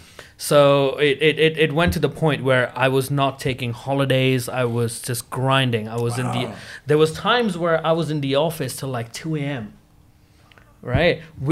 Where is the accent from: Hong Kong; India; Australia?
Hong Kong; so growing up in Hong Kong, it's more of where people go like, okay, I'm going to work as much as I can